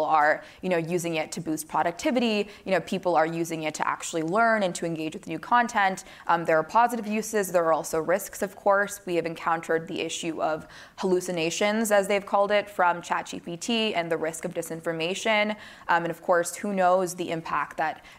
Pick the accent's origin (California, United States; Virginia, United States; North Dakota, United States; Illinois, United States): California, United States; my home state of California